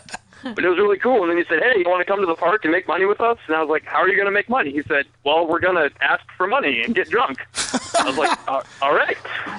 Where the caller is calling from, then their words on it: St. Paul, Minnesota, United States; Hey, what's up? This is … from St. Paul.